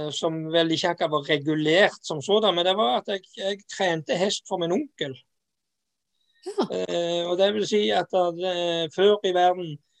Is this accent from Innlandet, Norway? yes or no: no; Jæren, Rogaland, Norway; moved away; also born or lived in Sørlandet; Jeg er jo jærbu